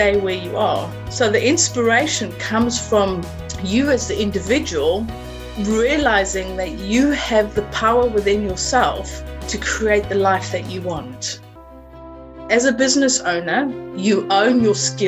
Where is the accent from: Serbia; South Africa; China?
South Africa; accent: South African; moved away as an adult; now in Suffolk, United Kingdom; my accent is originally from South Africa. And I've been living here for 22 years, and I've never been able to lose the accent.